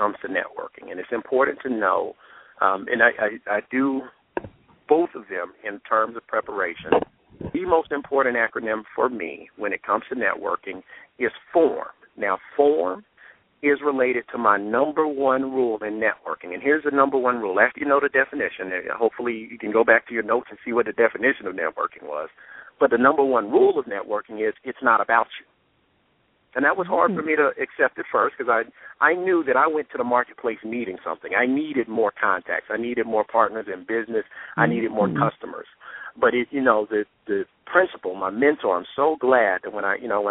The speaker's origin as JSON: {"language": "English", "town": "Atlanta", "region": "Georgia", "country": "United States", "said": "We're both here in Metro Atlanta"}